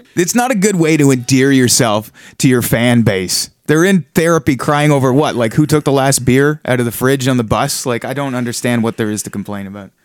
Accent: small town Ontario, Canada; now in Toronto, Canada; I grew up in small town Ontario

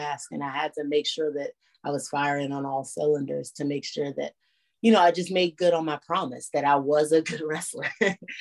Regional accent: Washington, District of Columbia, United States; in my hometown

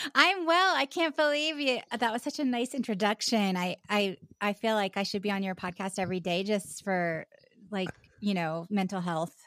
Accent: Charleston, South Carolina, United States; born or raised there; also born or lived in West Virginia

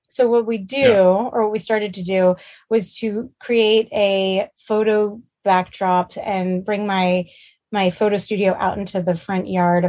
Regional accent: New York City, New York, United States; moved away as an adult; now in Pasadena, United States; Growing up in Manhattan

